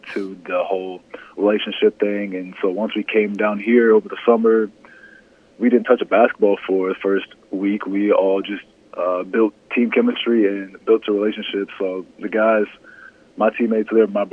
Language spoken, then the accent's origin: English; Overland Park, Kansas, United States; I say I'm from Kansas City. I say I'm a Kansas City guy.